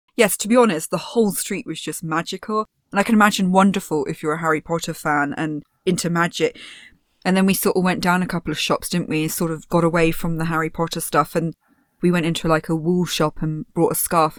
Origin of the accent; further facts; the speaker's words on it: Poole, South West England, United Kingdom; also born or lived in Bournemouth; I grew up in Poole and Bournemouth, and we relied very heavily on tourism